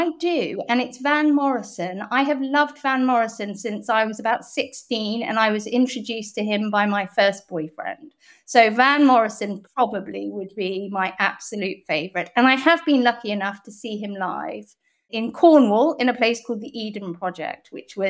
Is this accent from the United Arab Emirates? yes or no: no; Hong Kong; And growing up in Hong Kong in the 70s was very interesting. It was still a colony of the United Kingdom. It was very multicultural.